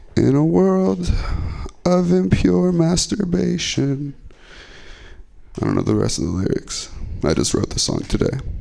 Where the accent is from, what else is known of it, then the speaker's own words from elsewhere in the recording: Stockton, California, United States; now in San Francisco, United States; I'm from Stockton. This is the 209, and I moved to San Francisco